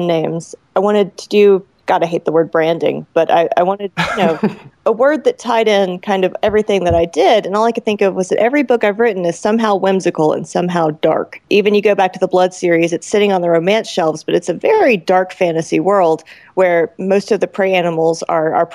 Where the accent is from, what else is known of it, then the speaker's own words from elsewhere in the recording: Roswell, Georgia, United States; my hometown. So like if you go to Roswell, Georgia